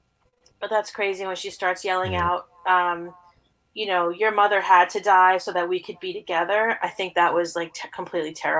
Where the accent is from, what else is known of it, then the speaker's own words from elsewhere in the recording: New York, United States; I'm a New Yorker. I've lived in New York my whole life, except for 1 year